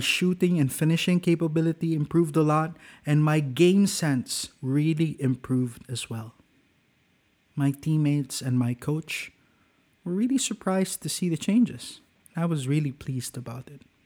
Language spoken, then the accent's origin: English; Cagayan de Oro, Northern Mindanao, Philippines; when I returned to my hometown of Cagayan de Oro